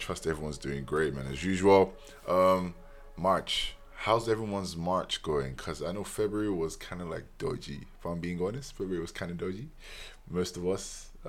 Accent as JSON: {"language": "English", "country": "Nigeria", "said": "As a Nigerian, you're born with 5 to 10 aunties and uncles by default."}